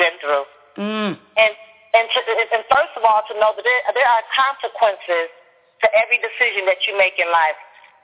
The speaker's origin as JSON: {"language": "English", "town": "Chicago", "region": "Illinois", "country": "United States", "moved": "yes", "said": "I'm actually originally from Chicago"}